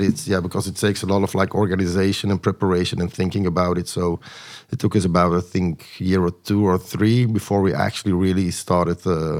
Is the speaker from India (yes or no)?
no; Antwerp, Flanders, Belgium; in Antwerp, in my hometown.